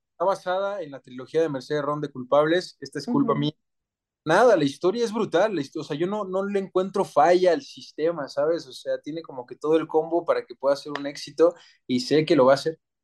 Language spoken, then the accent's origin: Spanish; Mexico; soy 100% mexicano, más mexicano que el nopal